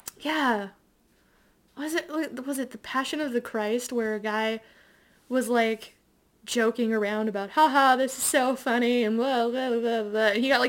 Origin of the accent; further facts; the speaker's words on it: Oregon, United States; we're from Oregon